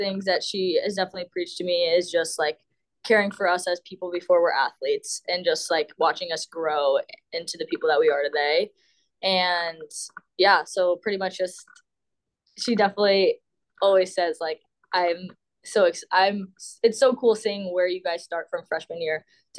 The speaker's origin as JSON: {"language": "English", "region": "Florida", "country": "United States", "tie": "born or raised there", "said": "I mean, being able to play in my home state is so much fun"}